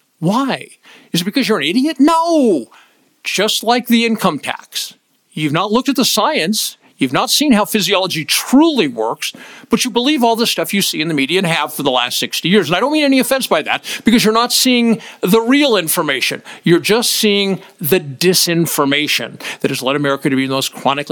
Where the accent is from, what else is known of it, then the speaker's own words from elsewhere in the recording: United States; As an American